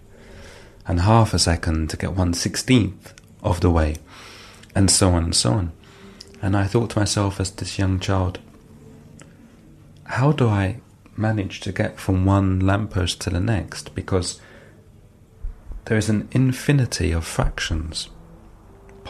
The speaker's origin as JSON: {"language": "English", "region": "London", "country": "United Kingdom", "tie": "born or raised there", "moved": "as an adult", "lives_now": "France", "said": "I was born and raised in London, although I've lived and worked in France now for several years."}